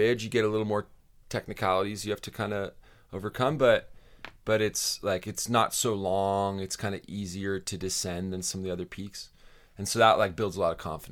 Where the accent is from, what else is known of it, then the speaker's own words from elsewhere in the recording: California, United States; I grew up in California and always kind of grew up around the mountains